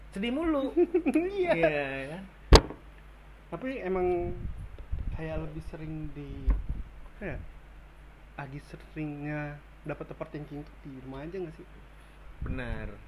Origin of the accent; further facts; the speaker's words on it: Bekasi, West Java, Indonesia; also born or lived in Jakarta; gue juga lahir di Jakarta tumbuh besar di Bekasi